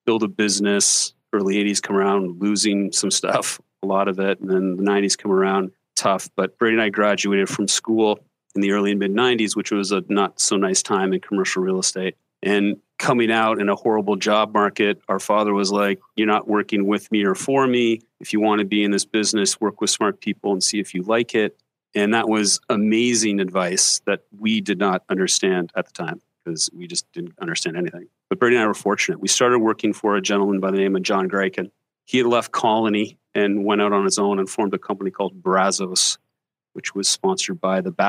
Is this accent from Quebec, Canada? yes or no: no; Burlington, Ontario, Canada; moved away as an adult; also born or lived in Tokyo, Japan; now in United States; I am from Burlington, Ontario, and my brother is from Burlington, Ontario, and we went to high school there and all our schooling there